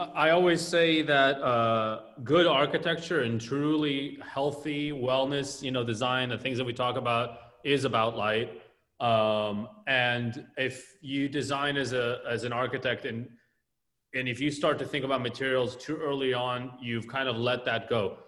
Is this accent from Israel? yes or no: yes; Tel Aviv, Tel Aviv District, Israel; now in Los Angeles, United States; growing up in Tel Aviv